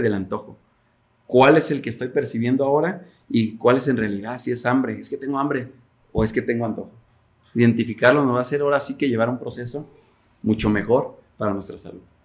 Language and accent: Spanish; Mexico; como mexicanos somos muy este, altos consumidores de refresco